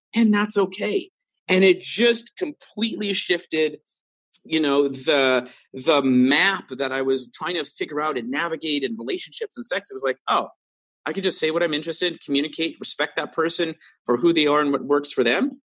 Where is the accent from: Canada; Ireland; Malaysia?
Canada; Vancouver, British Columbia; growing up in Vancouver